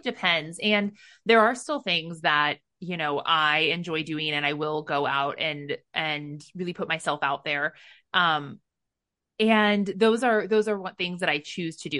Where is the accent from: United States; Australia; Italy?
United States; I was brought up in America